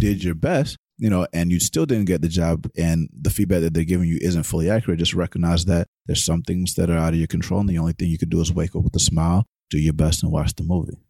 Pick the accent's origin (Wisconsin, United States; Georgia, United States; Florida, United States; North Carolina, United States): Georgia, United States; Atlanta; growing up in Atlanta